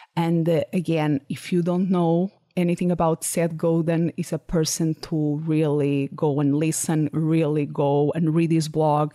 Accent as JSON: {"language": "English", "country": "Portugal", "also_born_or_lived": "Salamanca, Spain", "second_language": "English", "moved": "as an adult", "lives_now": "Phoenix, United States", "said": "I moved back to Portugal. That was my, it's my country of origin"}